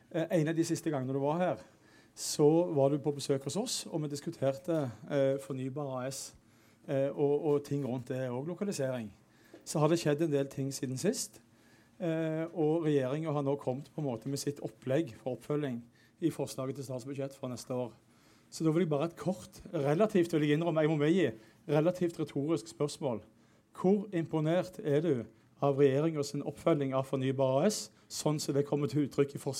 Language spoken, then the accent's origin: Norwegian; Nordland, Norway